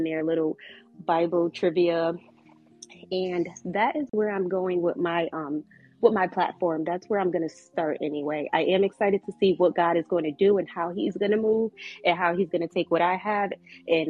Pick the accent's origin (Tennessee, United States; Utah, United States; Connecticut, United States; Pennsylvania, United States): Connecticut, United States; now in North Carolina, United States; I'm from Connecticut